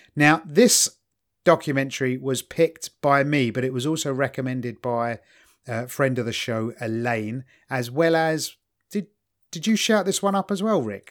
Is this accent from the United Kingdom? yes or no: yes; England, United Kingdom; as an English person